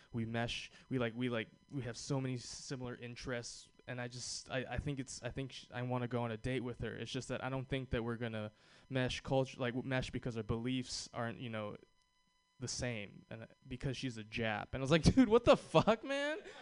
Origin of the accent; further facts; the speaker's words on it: Hawaii, United States; I was born and raised in Hawaii